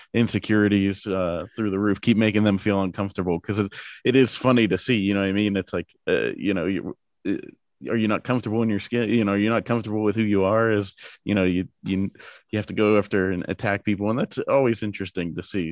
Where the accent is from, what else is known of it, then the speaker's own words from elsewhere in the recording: Pittsburgh, Pennsylvania, United States; I'm from Pittsburgh, so we're, you know, Pirates, Penguins, Steelers fans